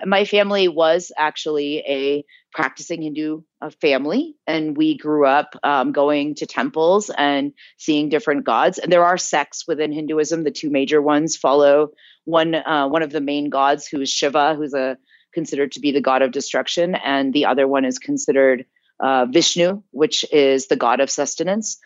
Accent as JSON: {"language": "English", "town": "South Bend", "region": "Indiana", "country": "United States", "tie": "born or raised there", "also_born_or_lived": "New Jersey", "moved": "yes", "lives_now": "India", "said": "I was born in New Jersey and I grew up in Indiana"}